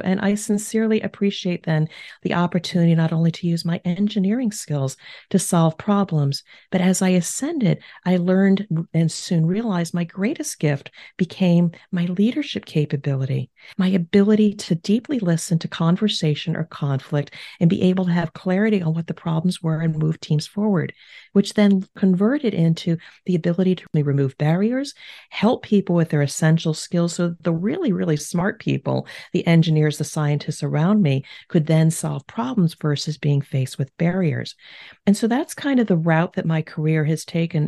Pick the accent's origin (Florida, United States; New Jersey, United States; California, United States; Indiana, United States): New Jersey, United States; moved away as an adult; now in Cincinnati, United States; we are originally from the East Coast of the United States, New Jersey, but I now reside in Cincinnati, Ohio